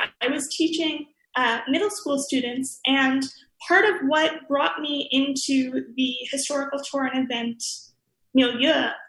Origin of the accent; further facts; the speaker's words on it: New York City, New York, United States; also born or lived in Greenpoint, Brooklyn; I am originally from the Upper West Side, but I have lived here in Greenpoint for just over 4 years now